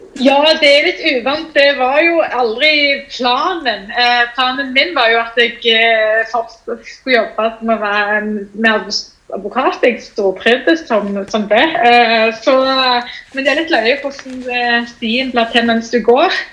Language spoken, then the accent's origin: Norwegian; Stavanger, Rogaland, Norway; also born or lived in Bergen; jeg er eh, fra Madla. Født og oppvokst Madla